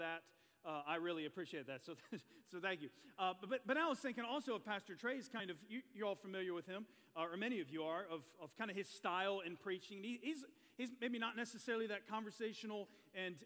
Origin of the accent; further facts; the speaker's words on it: Chesnee, South Carolina, United States; I grew up in Chesney, South Carolina, which is about 3 hours west of here.